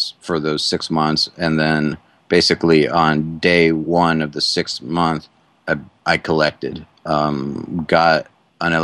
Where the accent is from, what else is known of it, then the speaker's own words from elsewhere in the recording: Atlanta, Georgia, United States; moved away as an adult; also born or lived in Cleveland, Ohio / Boston; now in Sanford, United States; growing up in Cleveland, but then the rest of the way was in Atlanta